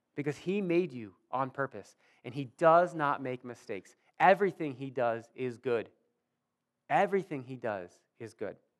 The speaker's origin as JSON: {"language": "English", "town": "Warsaw", "country": "United States", "tie": "born or raised there", "said": "I grew up here in Warsaw"}